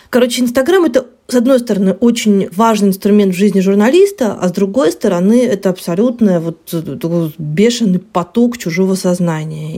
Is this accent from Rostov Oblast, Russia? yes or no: yes; Rostov-on-Don, Rostov Oblast, Russia; я выросла в Ростове